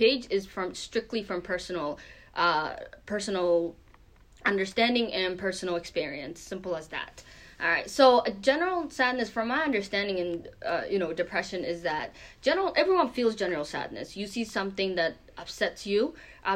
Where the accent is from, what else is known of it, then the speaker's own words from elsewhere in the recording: Maine, United States; also born or lived in Kenya; I was born in Kenya, but I was raised mainly in the U.S. In the last 10 years or so, specifically in Maine. And I went, you know, through the middle school here, the high school here, and even college here